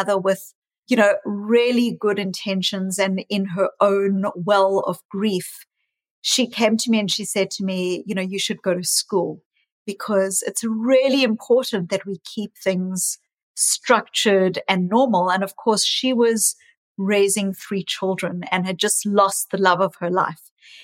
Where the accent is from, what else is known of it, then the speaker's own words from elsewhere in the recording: South Africa; also born or lived in New Zealand / Australia; now in Boston, United States; I was raised in South Africa, born in South Africa, but I also lived in New Zealand and in Australia for many years.